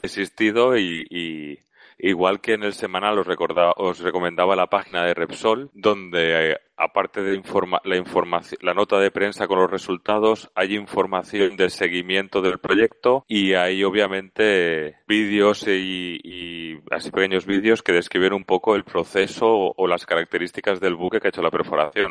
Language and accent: Spanish; Spain; desde España hoy como español